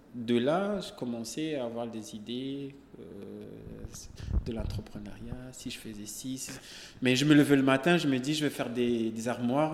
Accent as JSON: {"language": "French", "country": "Comoros", "also_born_or_lived": "Senegal", "moved": "as an adult", "said": "j'ai quitté les Comores jusqu'à Kenya"}